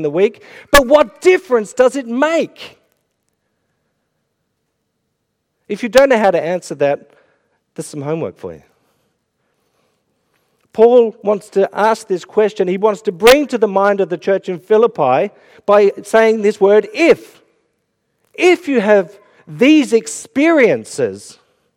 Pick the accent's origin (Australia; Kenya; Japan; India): Australia; Melbourne, Victoria; moved away as an adult; now in Ireland; I'm from Melbourne and it was all AFL and cricket. I moved to Ireland